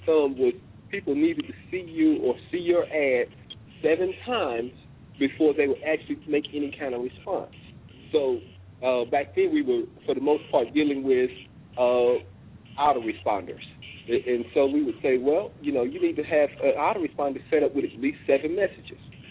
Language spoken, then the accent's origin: English; Oklahoma, United States; moved away; also born or lived in Washington, D.C.; I'm originally from Oklahoma. Stayed in D.C. for about 25 years and decided to come home. And I'm back in Oklahoma now.